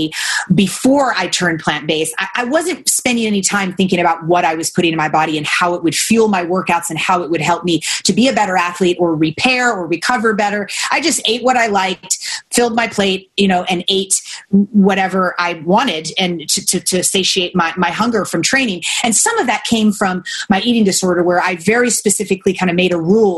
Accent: Kentucky, United States; I grew up in Kentucky, and I competed in saddlebred horseback riding.

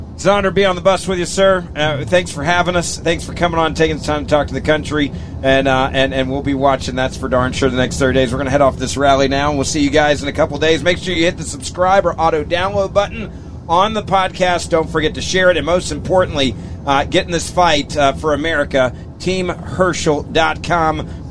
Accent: Memphis, Tennessee, United States; I grew up in Memphis, Tennessee

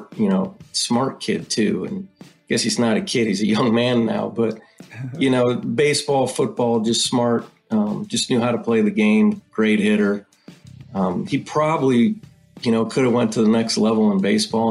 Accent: Ohio, United States; moved away; I was born and raised in Ohio

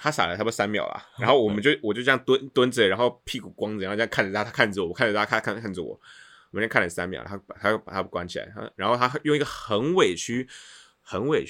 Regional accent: Tainan, Taiwan; 我是台南人，

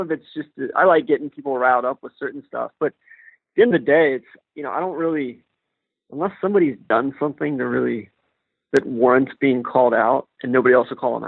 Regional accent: Atlanta, Georgia, United States; moved away; I'm from Atlanta

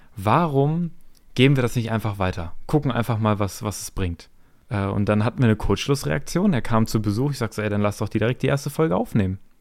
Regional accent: Hameln, Lower Saxony, Germany; ich bin aus der Nähe ähm, Hannover, Hameln

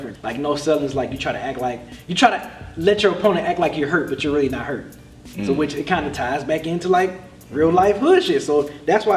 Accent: Midwest, United States; Us growing up in the Midwest, you know, seeing stuff like that. I remember they tore down Herman Gardens. Mm-hmm. This is a project near where I used to live

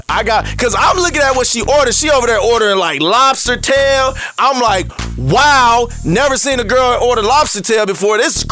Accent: Arkansas, United States; I'm from Arkansas.

